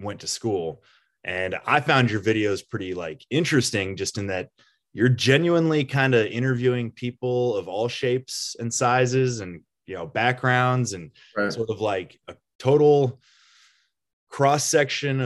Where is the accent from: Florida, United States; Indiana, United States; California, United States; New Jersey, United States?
Indiana, United States